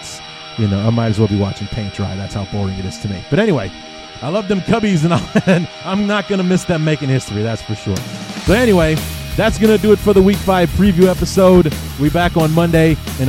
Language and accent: English; Chicago, Illinois, United States; I grew up on the North Side, like I said, literally like 10 minutes away from Wrigley Field.